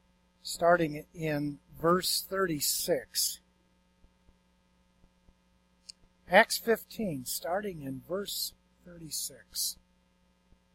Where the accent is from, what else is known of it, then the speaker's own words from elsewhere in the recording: Attica, New York, United States; moved away as an adult; now in Florida, United States; I'm originally from Western New York, up near Buffalo, Attica, actually, to be exact